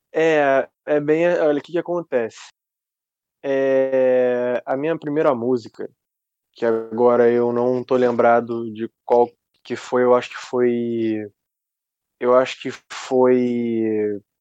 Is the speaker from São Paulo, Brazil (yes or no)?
no; Rio de Janeiro, Brazil; eu sou, eu sou do Rio, do Rio de Janeiro, cidade. Ah, capital, ah, cidade, né? capital. Uhum. Carioca, carioca da Gema, como a gente diz aqui